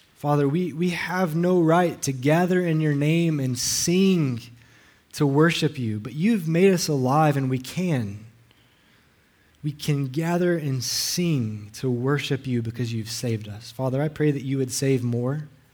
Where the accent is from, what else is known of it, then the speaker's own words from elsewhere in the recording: Alabama, United States; now in Hawaii, United States; I'm not local. I'm from Alabama. I talk funny